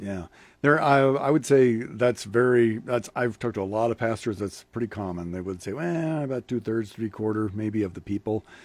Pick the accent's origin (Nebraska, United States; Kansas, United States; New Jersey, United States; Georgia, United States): Nebraska, United States; Lincoln; I grew up in Lincoln as a kid